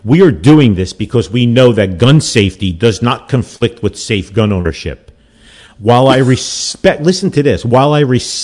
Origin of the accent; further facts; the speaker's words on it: Newark, New Jersey, United States; I grew up in Newark, so the makeup would be very similar from the 60s and 70s when I was there.